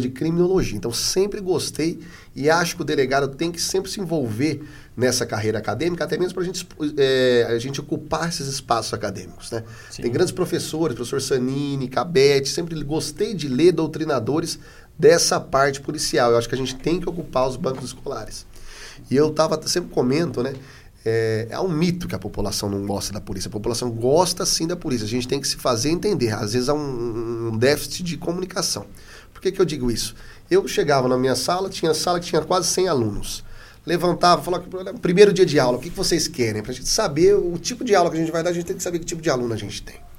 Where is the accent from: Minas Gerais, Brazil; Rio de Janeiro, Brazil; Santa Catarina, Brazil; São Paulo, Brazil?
São Paulo, Brazil; Adamantina; also born or lived in Presidente Prudente / Carapicuíba; Eu sou né, do, do interior de São Paulo, sou de Adamantina